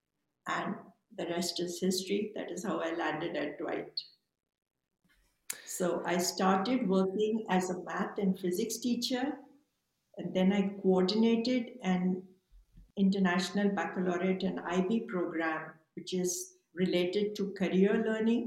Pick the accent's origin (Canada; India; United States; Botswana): India; also born or lived in Mumbai; I was born in India, and growing up, I wanted to be a scientist.